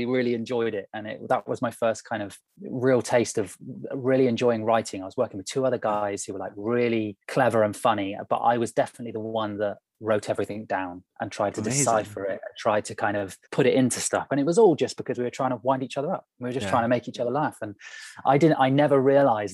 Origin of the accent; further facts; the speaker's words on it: Burnham-on-Sea, South West England, United Kingdom; also born or lived in London; I grew up in Somerset, so on the coast, small town called Burnham-on-Sea